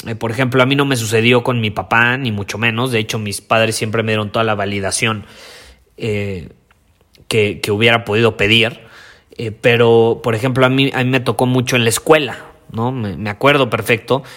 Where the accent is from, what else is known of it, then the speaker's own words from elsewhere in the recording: Mexico; los que no teníamos papás alemanes o suizos y éramos como los mexicanos